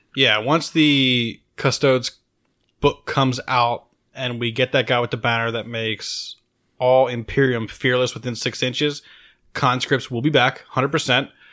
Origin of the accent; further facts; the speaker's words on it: Maryland, United States; moved away; I grew up on the East Coast. I'm from Maryland